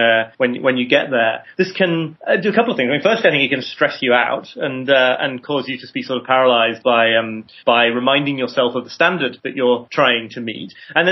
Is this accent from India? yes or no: no; United Kingdom; I'm British too